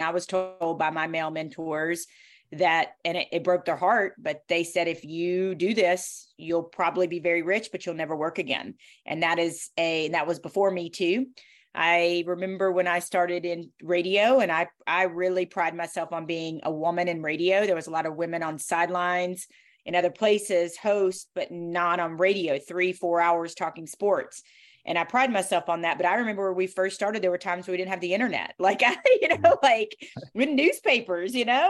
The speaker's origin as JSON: {"language": "English", "region": "the South", "country": "United States", "accent": "Southern", "said": "I remember I was told that I was too Southern. My accent was too Southern, and that it was a detriment to me."}